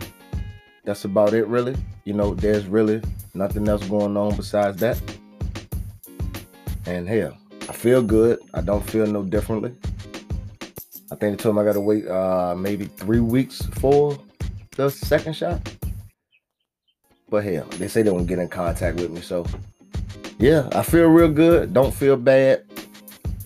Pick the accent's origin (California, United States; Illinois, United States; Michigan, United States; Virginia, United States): Virginia, United States; my home state, VA.